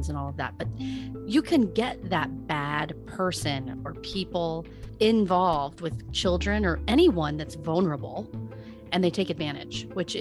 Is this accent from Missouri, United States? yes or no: no; Omaha, Nebraska, United States; we're from Omaha. We grew up in Omaha most of our lives